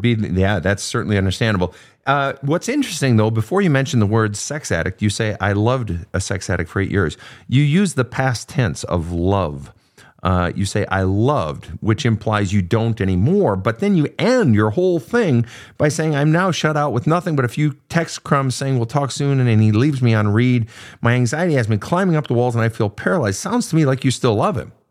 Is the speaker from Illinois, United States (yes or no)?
no; Minnesota, United States; moved away; the great Minnesota get-together, my home state.